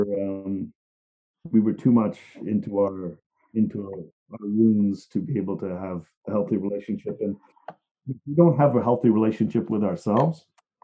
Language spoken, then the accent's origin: English; Liverpool, North West England, United Kingdom; moved away; I'm from Liverpool